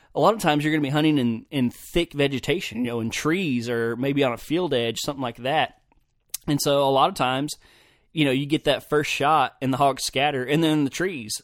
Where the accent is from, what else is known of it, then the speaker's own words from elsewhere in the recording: Oklahoma, United States; also born or lived in Idaho; I was from Oklahoma